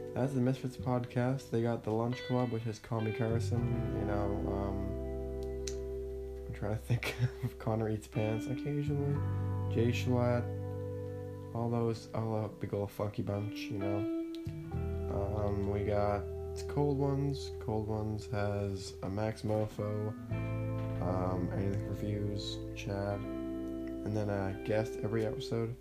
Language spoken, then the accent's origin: English; Ontario, Canada; I was born in Canada in a small shitty town near Ottawa